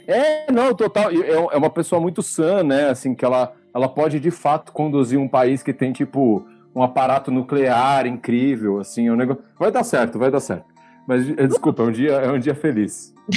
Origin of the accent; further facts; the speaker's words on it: São Paulo, Brazil; a gente é de São Paulo